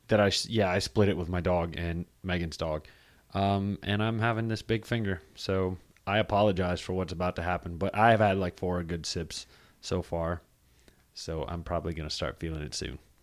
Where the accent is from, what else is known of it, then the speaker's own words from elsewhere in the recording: Charlotte, North Carolina, United States; I'm from Charlotte